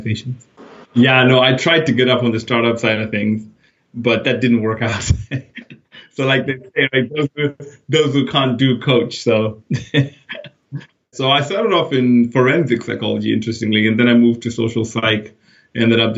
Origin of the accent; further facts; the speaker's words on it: Zimbabwe; moved away as an adult; now in United Kingdom; I was born in Zimbabwe. That's where I grew up. Went to university in Harare